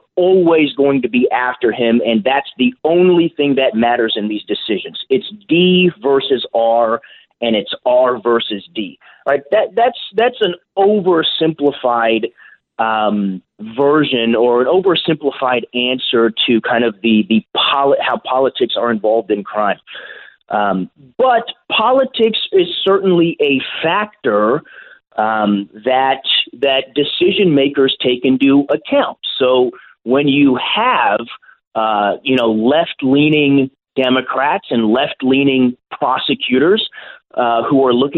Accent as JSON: {"language": "English", "region": "California", "country": "United States", "tie": "born or raised there", "said": "my home state of California"}